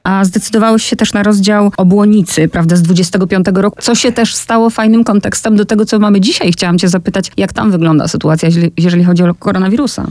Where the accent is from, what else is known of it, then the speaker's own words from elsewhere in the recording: Poland; ona zapytała skąd jestem i ja mówię z Polski